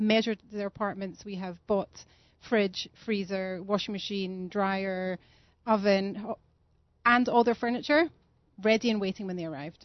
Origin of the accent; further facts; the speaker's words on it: Scotland, United Kingdom; also born or lived in London; now in Modi'in, Israel; I'm from Scotland